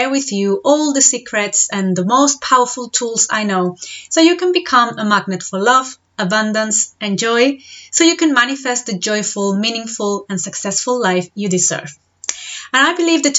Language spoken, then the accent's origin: English; Spain; moved away as an adult; now in Devon, United Kingdom; I'm originally from Spain, I've been living in the UK for the past 7.5 years